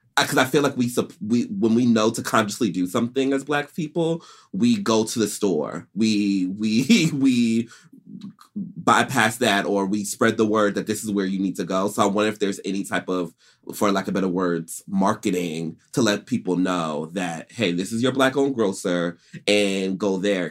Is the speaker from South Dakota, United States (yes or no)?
no; Stony Brook, New York, United States; also born or lived in Atlanta; I'm a real New Yorker, too. I was born in Stony Brook Hospital